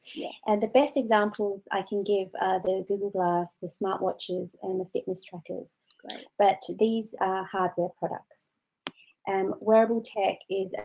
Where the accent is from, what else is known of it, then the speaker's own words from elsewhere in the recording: Australia; now in United Kingdom; I come from Australia, so I know what it's like in 45 degrees